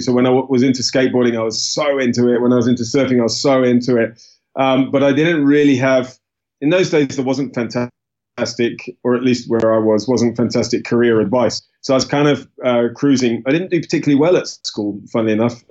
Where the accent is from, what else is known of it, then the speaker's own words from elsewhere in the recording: United Kingdom; I was born in the UK. Uh, I'm British